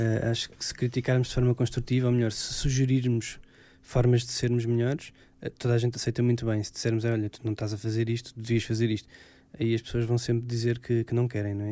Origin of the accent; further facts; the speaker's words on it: Alentejo, Portugal; eu sou alentejano